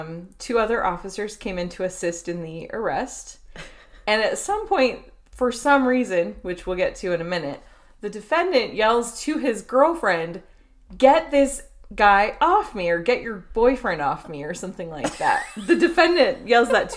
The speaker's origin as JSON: {"language": "English", "town": "Chino Hills", "region": "California", "country": "United States", "tie": "born or raised there", "said": "I grew up in Chino, California. Well, Chino Hills, California, which is attached to Chino, California"}